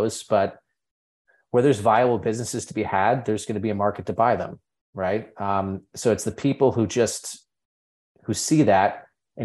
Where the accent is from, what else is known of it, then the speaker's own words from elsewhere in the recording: Berkshire Mountains, countryside of Connecticut, United States; I grew up in the countryside of Connecticut, which does exist, in the Berkshire Mountains.